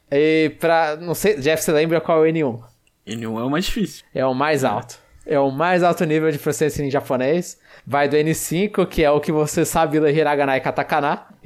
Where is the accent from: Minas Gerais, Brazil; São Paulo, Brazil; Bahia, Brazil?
São Paulo, Brazil; Registro; now in Curitiba, Brazil; Pronuncia …. Tenho 25 anos e sou de Registro, interior de São Paulo. Mas atualmente estou estudando em Curitiba.